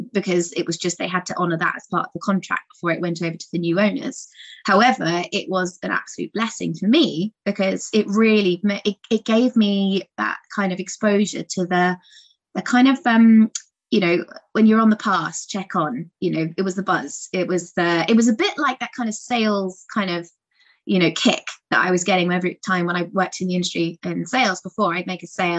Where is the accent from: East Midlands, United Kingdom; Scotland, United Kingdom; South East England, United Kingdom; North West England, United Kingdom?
South East England, United Kingdom; Guildford; also born or lived in London; I was born in Guildford, and I was brought up on a small holding